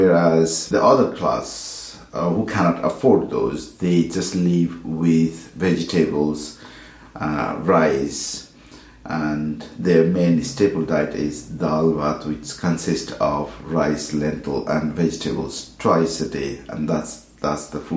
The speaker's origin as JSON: {"language": "English", "country": "Nepal", "tie": "born or raised there", "also_born_or_lived": "Bhutan", "moved": "yes", "lives_now": "Edinburgh, United Kingdom", "said": "I was born in Bhutan, brought up in Nepal, and currently living in Edinburgh, Scotland."}